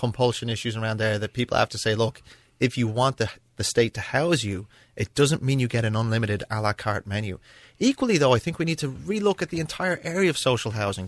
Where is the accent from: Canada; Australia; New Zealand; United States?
United States; Lawndale, California; now in Ireland; I was born in Los Angeles. And we lived in a small bungalow in an area that was on the edge of Redondo Beach in Lawndale